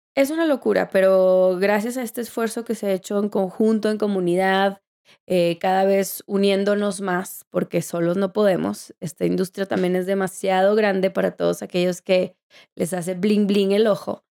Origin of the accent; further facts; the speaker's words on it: Mexico; moved away; also born or lived in Colorado; tengo que regresar a mi país